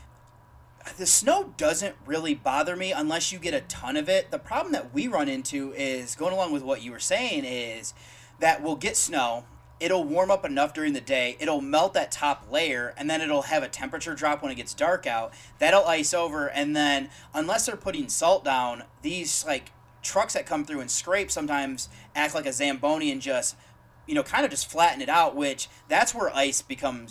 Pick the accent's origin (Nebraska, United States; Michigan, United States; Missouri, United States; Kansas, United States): Michigan, United States; now in Columbus, United States; I'm originally from Michigan and now I currently live in Columbus, Ohio